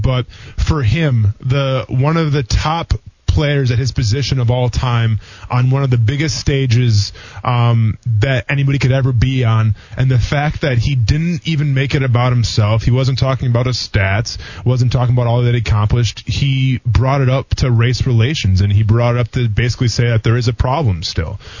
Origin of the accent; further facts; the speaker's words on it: Wisconsin, United States; now in Jacksonville, United States; I'm from Wisconsin